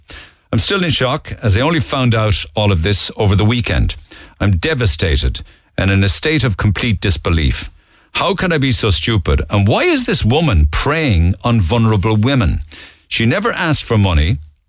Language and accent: English; Bantry, Munster, Ireland; I never thought this could happen, and especially in my hometown of Bantry.